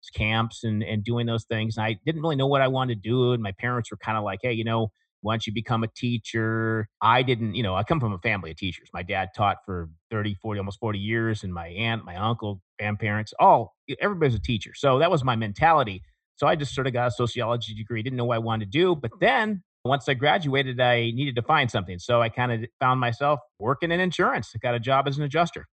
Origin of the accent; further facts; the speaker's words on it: Porterville, California, United States; I was in Central California. I came from, uh, a town called Porterville, which is, uh, in between Fresno and Bakersfield.